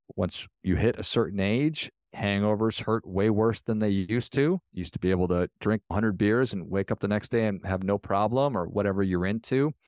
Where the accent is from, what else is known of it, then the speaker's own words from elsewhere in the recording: Minnesota, United States; I'm from Minnesota.